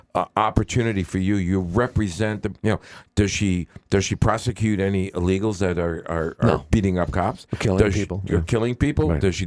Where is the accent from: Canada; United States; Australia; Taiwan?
United States; New York; also born or lived in Queens; now in Boston, United States; when I grew up in New York